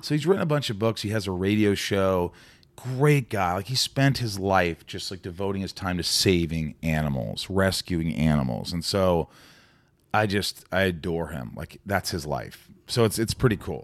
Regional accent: Newburgh, Indiana, United States; moved away as an adult; also born or lived in New York / Connecticut; I grew up in a small town called Newburgh, which is about fifteen, twenty minutes from Evansville

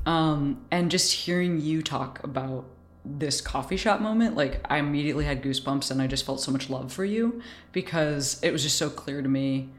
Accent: Chicago, Illinois, United States; moved away; also born or lived in Boston; was raised in Chicago

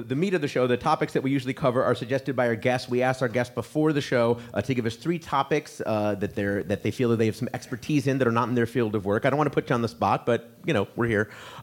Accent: Illinois, United States; moved away; I am originally from Illinois

